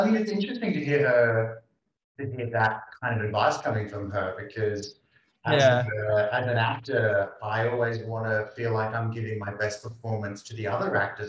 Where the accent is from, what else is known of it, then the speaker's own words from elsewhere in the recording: Australia; as Aussie actors